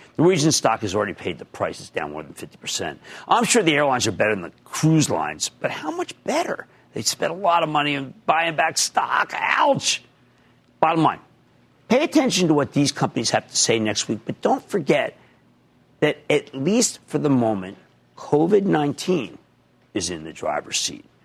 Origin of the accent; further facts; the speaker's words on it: Philadelphia, Pennsylvania, United States; I'm from Philadelphia, which I am